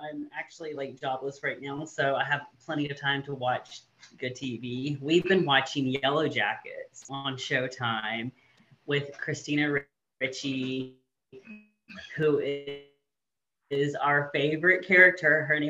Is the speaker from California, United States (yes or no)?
no; Lake Charles, Louisiana, United States; born there; also born or lived in Arkansas; I was born in Lake Charles, lived in Arkansas for 10 years. My dad is a pastor.